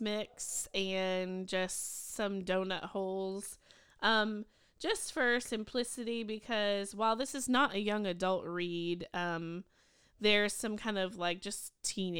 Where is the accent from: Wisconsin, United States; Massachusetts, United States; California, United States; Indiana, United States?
Massachusetts, United States; I'm from Massachusetts